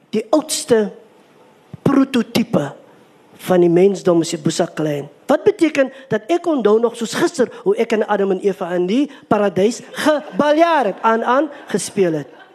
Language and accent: Afrikaans; Kakamas, Northern Cape, South Africa; moved away; also born or lived in Somerset West; ek is gebore op Kakamas